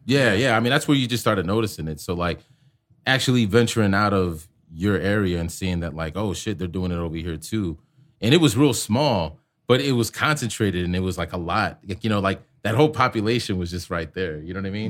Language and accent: English; Chicago, Illinois, United States; moved away; I'm from Chicago and, like, I ran with Moe and crew